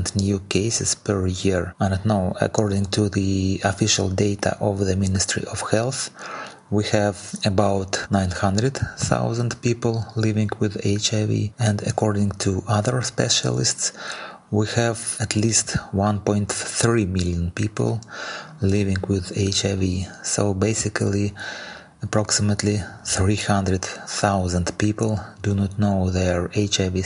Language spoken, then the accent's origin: English; Saint Petersburg, Russia; I am from St. Petersburg, Russia